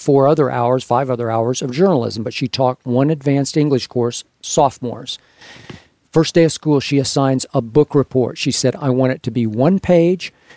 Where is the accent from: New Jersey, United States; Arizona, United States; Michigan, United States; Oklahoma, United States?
Oklahoma, United States; Oklahoma City; moved away; also born or lived in Los Angeles; I grew up in Oklahoma City